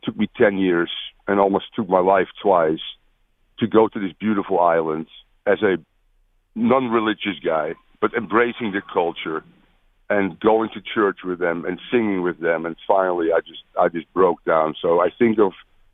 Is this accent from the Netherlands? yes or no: yes; Netherlands; moved away; I'm from the Netherlands